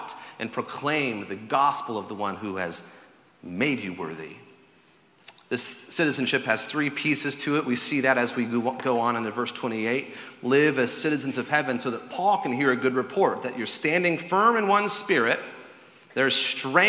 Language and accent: English; the South, United States; I grew up in the South, where tea is served cold